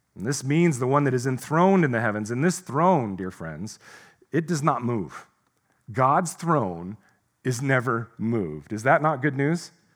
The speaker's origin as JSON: {"language": "English", "country": "United States", "said": "As an American, an American pastor"}